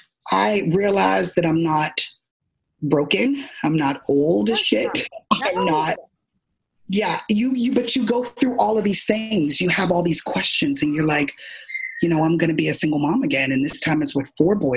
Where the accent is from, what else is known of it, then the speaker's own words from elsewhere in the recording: Miami, Florida, United States; I'm originally from Miami, Florida